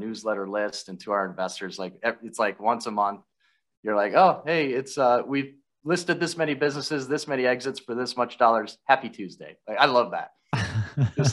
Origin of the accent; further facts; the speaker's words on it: Minneapolis, Minnesota, United States; my hometown of Minneapolis